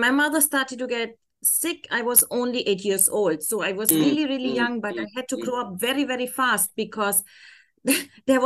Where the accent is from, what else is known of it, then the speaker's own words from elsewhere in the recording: Germany; accent: German; English is a second language; moved away as an adult; now in Abu Dhabi, United Arab Emirates; originally I'm from Germany